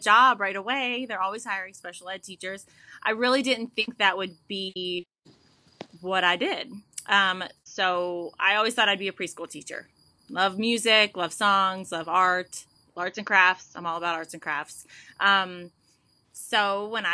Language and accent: English; West Virginia, United States; moved away as an adult; now in Raleigh, United States; I grew up in West Virginia